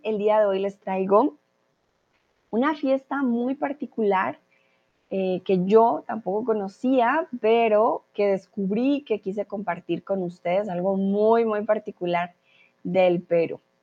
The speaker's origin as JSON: {"language": "Spanish", "country": "Colombia", "moved": "yes", "lives_now": "Mexico", "said": "Soy de Colombia y soy tutora de español aquí en Chatterbox y ahora estoy en México"}